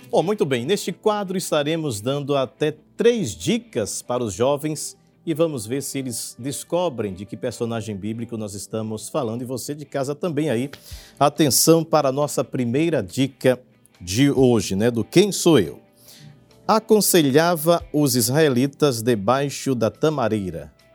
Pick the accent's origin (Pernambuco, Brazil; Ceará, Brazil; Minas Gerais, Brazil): Pernambuco, Brazil; Jaboatão dos Guararapes; sou de Jabotão